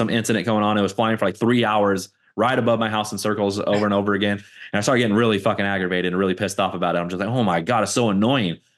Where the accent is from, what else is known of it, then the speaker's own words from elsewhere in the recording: Fontana, California, United States; moved away as an adult; I moved out of my hometown, Fontana, you know, twenty eighteen